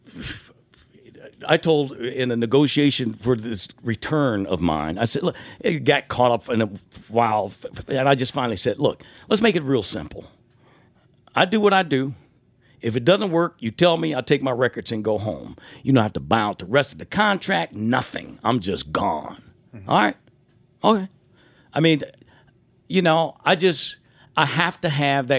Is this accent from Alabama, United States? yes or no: no; Detroit, Michigan, United States; Growing up in Detroit